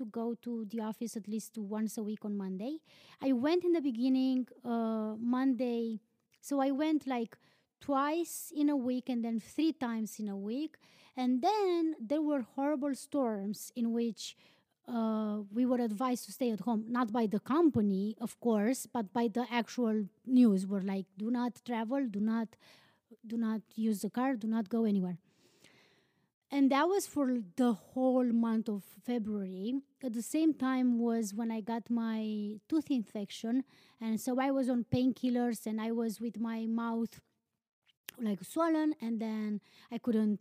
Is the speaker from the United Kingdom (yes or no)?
no; Romania; moved away; I'm from Romania.